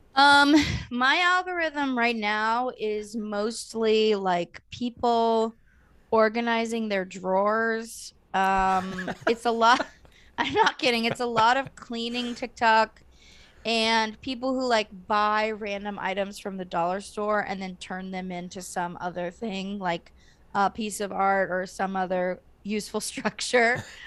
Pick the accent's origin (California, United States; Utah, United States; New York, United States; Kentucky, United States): California, United States; I'm from California